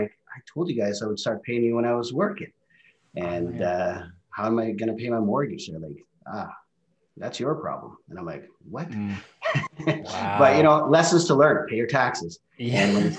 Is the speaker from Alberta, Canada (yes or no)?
yes; Calgary, Alberta, Canada; English is a second language; also born or lived in Norway; Well, originally, I was born in Norway, and my family, they decided to move over here to Calgary in 1988. So I was a 13-year-old teenager relocating, having to obviously learn a new culture, language, and all that stuff. And, obviously growing up in Calgary has been amazing.